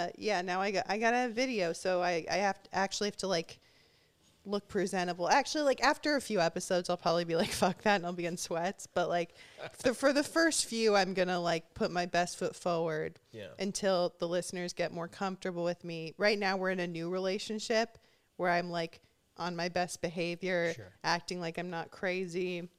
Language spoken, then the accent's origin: English; Huntington Beach, California, United States; moved away; I'm from Huntington Beach. I didn't even know the reputation that it had until I moved out of there.